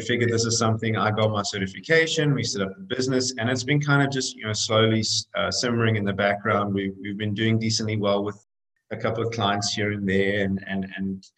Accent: South Africa; moved away as an adult; now in United States; I'm actually South African originally. I came over to swim in college in the US and, you know, kind of got on the plane at 19

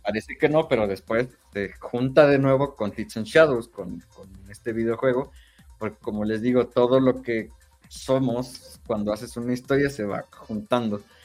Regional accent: Mexico; soy mexicano

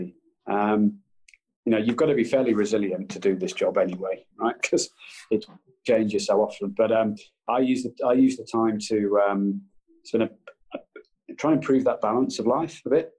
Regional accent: Brighton, South East England, United Kingdom; I grew up in Brighton

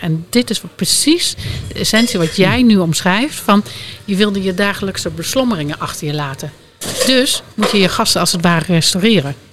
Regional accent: Drenthe, Netherlands; ik kom oorspronkelijk uit Drenthe

